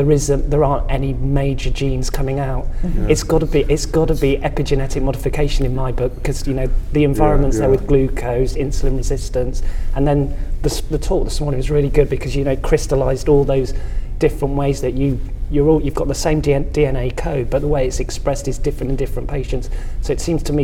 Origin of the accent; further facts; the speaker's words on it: England, United Kingdom; I'm English